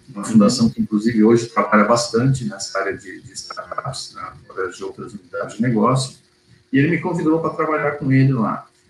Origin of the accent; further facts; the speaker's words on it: São Paulo, Brazil; now in Porto Alegre, Brazil; sou paulista, na verdade, paulistano, tá, mas estou aqui desde 77